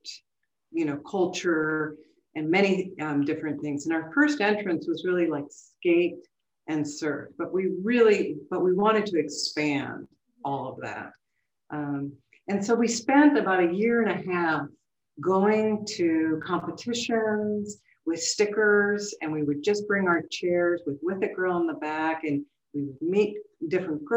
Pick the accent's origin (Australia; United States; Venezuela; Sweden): Venezuela; Caracas, Capital District; moved away; also born or lived in Rome, Italy; So I ended up being raised in Caracas, Venezuela, and I went to an American school.